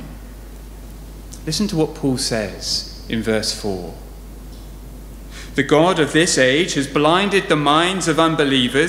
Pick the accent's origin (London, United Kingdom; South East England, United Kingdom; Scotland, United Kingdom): South East England, United Kingdom; Southampton; I grew up in Southampton, just down the road